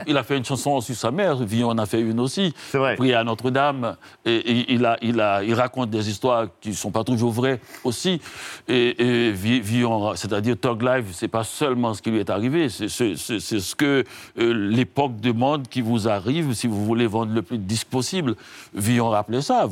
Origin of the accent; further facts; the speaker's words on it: Haiti; je viens d'Haïti